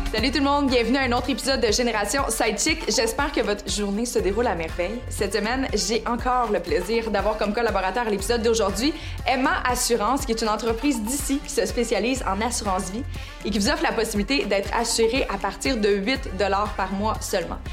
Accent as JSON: {"language": "French", "country": "Canada", "said": "chez nous au Canada"}